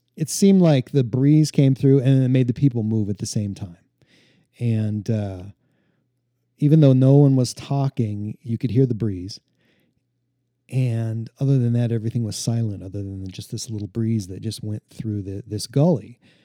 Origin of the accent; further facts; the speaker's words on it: Montana, United States; growing up in Montana, I grew up out on the prairie, out in the middle of nowhere